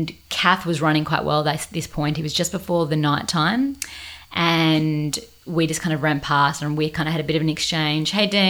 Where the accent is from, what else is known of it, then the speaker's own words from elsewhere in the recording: Australia; And I was from Australia.